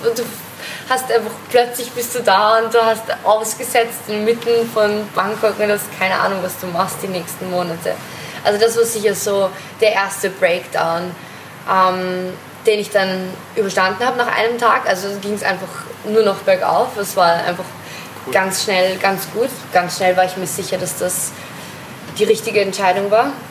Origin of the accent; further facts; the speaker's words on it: Vienna, Austria; Ich bin aus Österreich, aus Wien